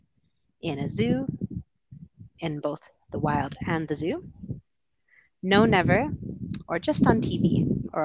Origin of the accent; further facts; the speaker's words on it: Canada; moved away; also born or lived in United Kingdom; I'm from Canada originally, lived over in the UK for a bit, and now I'm traveling